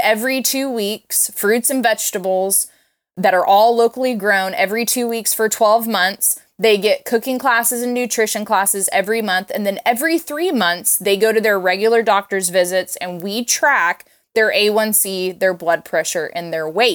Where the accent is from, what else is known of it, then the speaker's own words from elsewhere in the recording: Tulsa, Oklahoma, United States; moved away as an adult; also born or lived in Los Angeles, California; I grew up in Tulsa, Oklahoma, but I had moved out to California